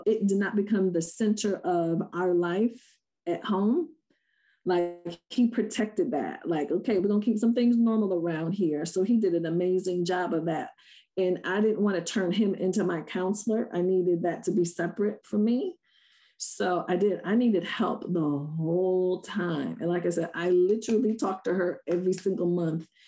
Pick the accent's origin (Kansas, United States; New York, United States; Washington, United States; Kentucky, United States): New York, United States; Rochester; I was born and raised in Rochester